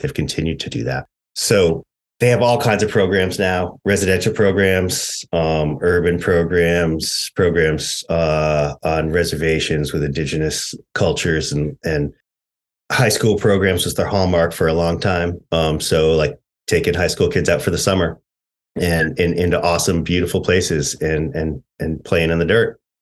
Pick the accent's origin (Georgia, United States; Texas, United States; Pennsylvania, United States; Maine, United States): Maine, United States; moved away as an adult; also born or lived in Upper Midwest; I grew up in, you know, rural Maine.